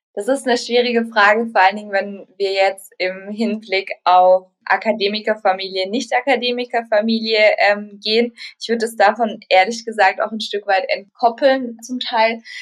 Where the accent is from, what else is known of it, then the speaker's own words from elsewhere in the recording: Baden-Württemberg, Germany; also ich komme aus Baden-Württemberg